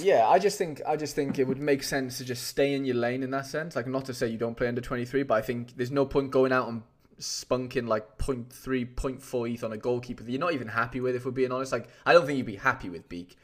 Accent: Wales, United Kingdom; I'm a golden Welshman right now

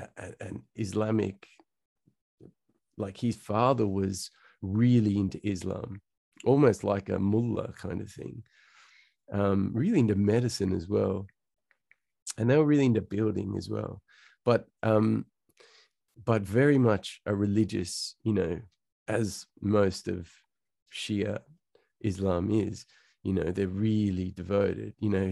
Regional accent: Central Coast, New South Wales, Australia; also born or lived in Sydney; Okay. So born and raised in Sydney, Australia. Born in Hornsby, but then we moved pretty quickly to the Central Coast. So I kind of grew up, you know, if you can imagine Home and Away.

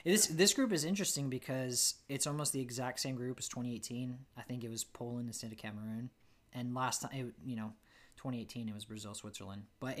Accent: Canada; I'm Canadian.

